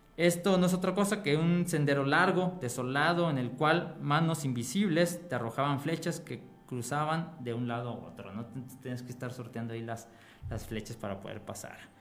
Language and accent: Spanish; Mexico; also born or lived in Purépecha region, Michoacán